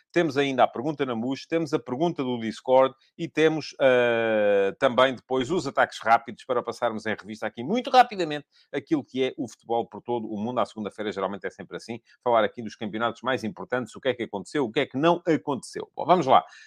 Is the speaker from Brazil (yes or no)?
no; Coruche, Santarém District, Portugal; Eu sou de Cruz